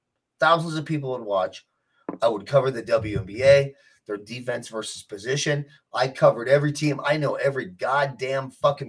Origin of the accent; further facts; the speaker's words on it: United States; I'm not pro fucking be an asshole because I'm an American.